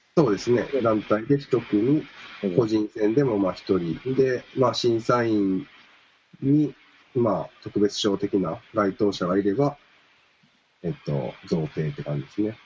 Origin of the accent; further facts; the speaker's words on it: Kansai, Japan; 俺も関西出身